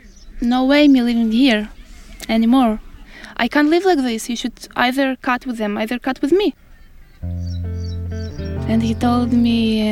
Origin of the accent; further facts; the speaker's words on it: Ukraine; now in Israel; I have to say, yeah, I'm from Ukraine, to invent all these fake stories, to remember what was back in Ukraine.